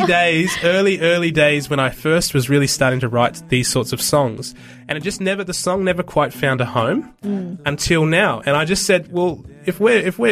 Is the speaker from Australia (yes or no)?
yes; Australia; I'm white, I'm Australian